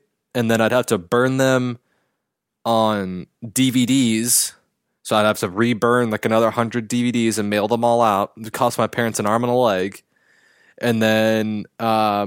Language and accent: English; Pasadena, California, United States; Pasadena, my hometown.